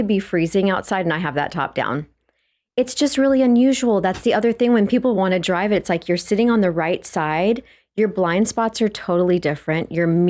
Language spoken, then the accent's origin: English; Texas, United States; I'm from Texas.